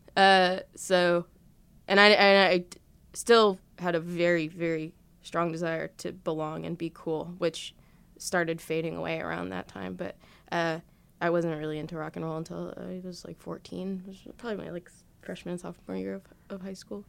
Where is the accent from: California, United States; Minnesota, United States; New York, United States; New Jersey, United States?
New Jersey, United States; Elizabeth; I grew up in Elizabeth